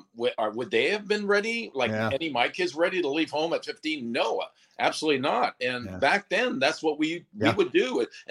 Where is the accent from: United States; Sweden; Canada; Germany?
Canada; Sudbury, Ontario; moved away as an adult; the Sudbury Wolves, which was my hometown